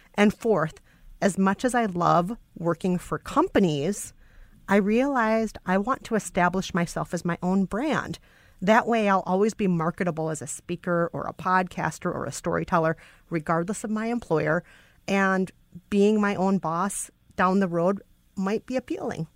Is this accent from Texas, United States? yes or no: no; Bloomington, Minnesota, United States; I'm from Bloomington